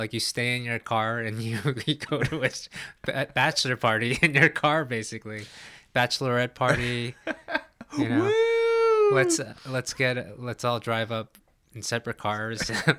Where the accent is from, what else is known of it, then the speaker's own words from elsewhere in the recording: New York, United States; moved away; also born or lived in New Jersey; when I was growing up in New York, like in the 80s, early 90s, I lived in Times Square.